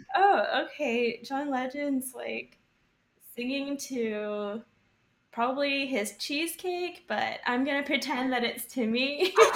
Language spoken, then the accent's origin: English; Texas, United States; moved away as an adult; also born or lived in Austin; now in New York, United States; growing up in Texas